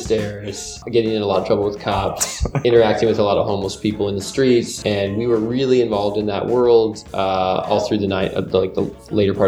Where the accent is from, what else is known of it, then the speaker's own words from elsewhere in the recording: Minnesota, United States; we're both from Minnesota